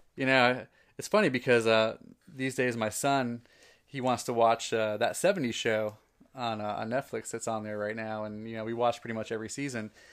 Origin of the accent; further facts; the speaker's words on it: New Jersey, United States; I worked the ninety-six Olympics in Atlanta, and I was from New Jersey